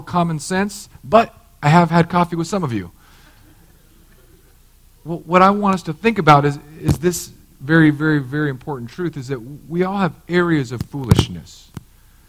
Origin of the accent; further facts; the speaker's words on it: California, United States; now in Florida, United States; As a Californian, we just, like, you just were what you were. But in Florida, I'm like, hey, my vote counts here.